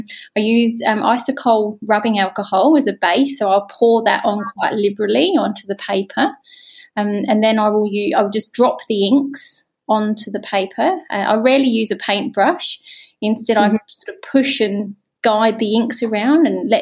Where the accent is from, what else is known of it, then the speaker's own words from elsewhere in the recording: Adelaide, South Australia, Australia; I'm an ink artist and I'm from Adelaide, South Australia